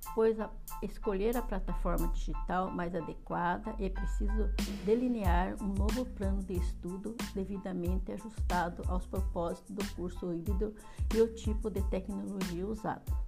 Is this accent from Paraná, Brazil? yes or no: yes; Castro, Paraná, Brazil; sou de Castro, Paraná